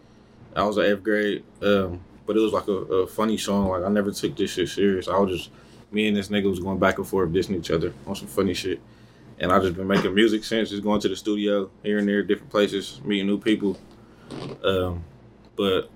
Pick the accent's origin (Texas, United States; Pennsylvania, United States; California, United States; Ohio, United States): Ohio, United States; Columbus; also born or lived in New York; Shout out to the Short North, where I grew up